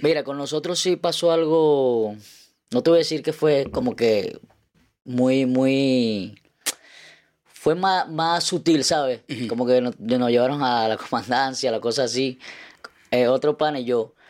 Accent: Carúpano, Sucre, Venezuela; now in Chile; de donde yo soy siempre, yo creo que los carnavales es algo bastante emblemático que sean los carnavales de Carupa

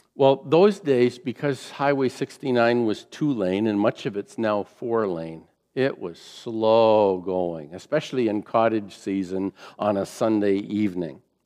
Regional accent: Fort Erie, Ontario, Canada; I grew up in the Fort Erie area, just a mile from the uh, Queen Elizabeth Way, QEW

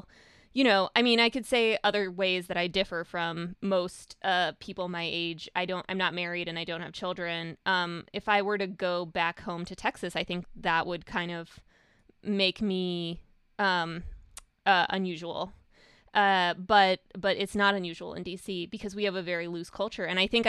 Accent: Russia; moved away; I'm not a prototypical immigrant because I, you know, I'm from Russia, which there's not that many Russian immigrants.

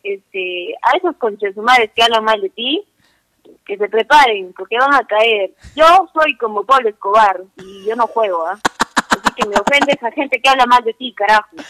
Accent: Arequipa, Peru; Yo soy de Arequipa

